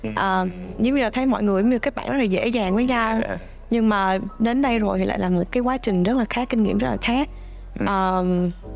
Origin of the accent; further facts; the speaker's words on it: Ho Chi Minh City, Vietnam; now in New Brunswick, Canada; ra ở Sài Gòn thì à, chị sang đây vào năm 2011